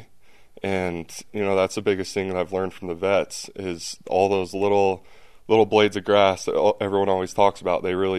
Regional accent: American Fork, Utah, United States; moved away as an adult; also born or lived in Provo, Utah; now in New Orleans, United States; I grew up in American Fork, played at American Fork High School, went to BYU 20 minutes away

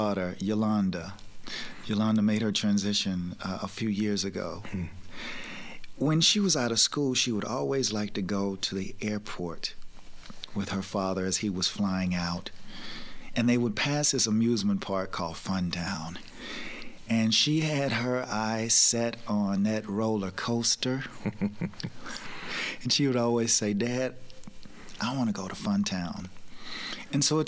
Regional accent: Lake Providence, Tennessee, United States; moved away as an adult; also born or lived in Memphis / Atlanta / New York City; growing up in the South

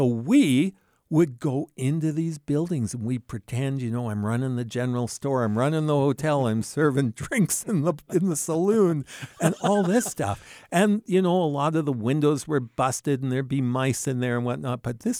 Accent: Vancouver, British Columbia, Canada; born there; also born or lived in Alberta; I was born in Vancouver, British Columbia. And then my dad kind of lost his job. His company went on strike forever, basically. And so finally, a relative said, hey, why don't you move out to the Canadian prairies?

